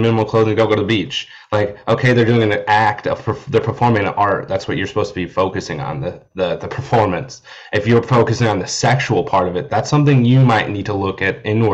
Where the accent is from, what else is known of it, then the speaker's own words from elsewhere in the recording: Iowa, United States; I'm from Iowa, and there's zero drag shows in any of the cities that I lived in Iowa